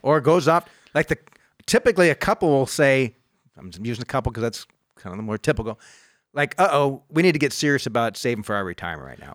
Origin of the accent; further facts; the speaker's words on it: United States; I grew up in the United. I was born in this country